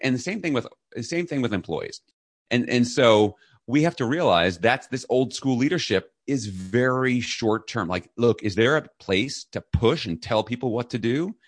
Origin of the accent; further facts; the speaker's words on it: New York City, New York, United States; I was raised in New York City